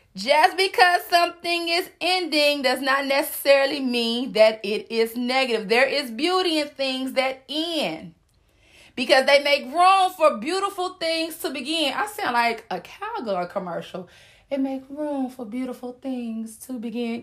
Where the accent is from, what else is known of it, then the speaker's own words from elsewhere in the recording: the South, United States; I'm from the South